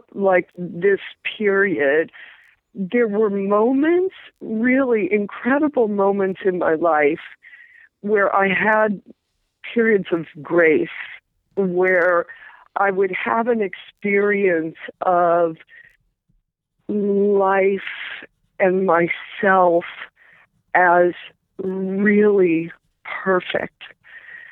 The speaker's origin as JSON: {"language": "English", "region": "Midwest", "country": "United States", "tie": "born or raised there", "said": "I grew up in the Midwest"}